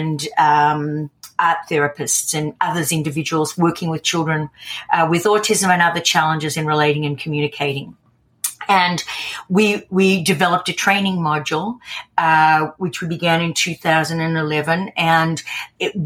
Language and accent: English; Australia; I'm Australian